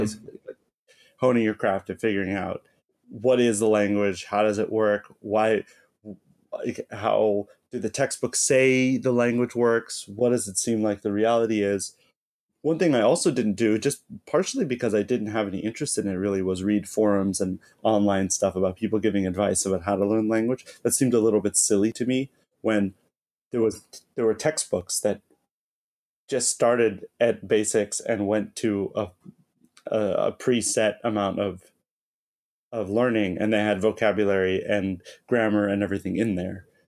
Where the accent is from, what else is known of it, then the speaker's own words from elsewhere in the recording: Southern California, United States; moved away as an adult; also born or lived in Boston; now in Japan; I'm from Southern California. I lived there till I was eighteen, and then I went to school in Boston.